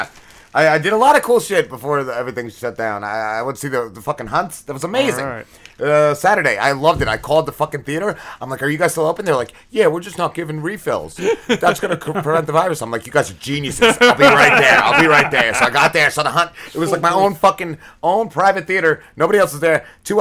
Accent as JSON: {"language": "English", "region": "New Jersey", "country": "United States", "said": "I'm from Jersey"}